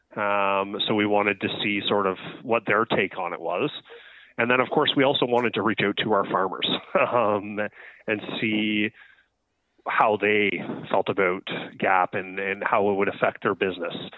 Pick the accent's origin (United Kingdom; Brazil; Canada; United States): Canada; Ontario; now in British Columbia, Canada; I'm from Ontario.